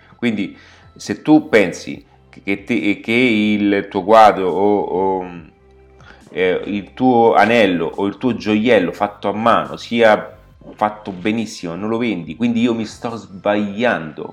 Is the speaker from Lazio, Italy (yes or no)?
yes; Rome, Lazio, Italy; mi trovo in questo momento nella capitale, quindi sono dove sono nato, sono a Roma